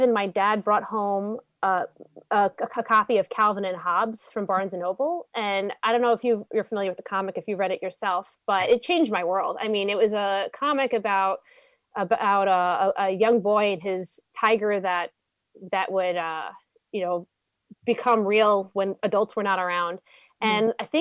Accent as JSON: {"language": "English", "town": "New York City", "region": "New York", "country": "United States", "tie": "born or raised there", "also_born_or_lived": "Staten Island", "said": "I am a Brooklyn girl originally, born in Brooklyn. I lived in Canarsie for a little bit, ventured to Staten Island, and I went to Yeshiva Flatbush for 12 years, did that trek from Staten Island to Brooklyn."}